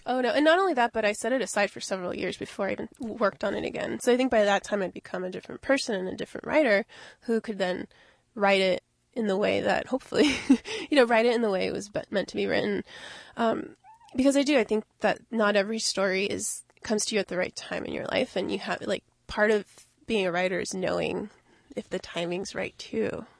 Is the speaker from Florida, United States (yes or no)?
yes; Miami, Florida, United States; I grew up mainly in Miami.